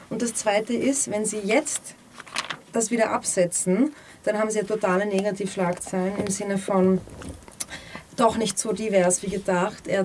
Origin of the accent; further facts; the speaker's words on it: Berlin, Germany; bin Berliner.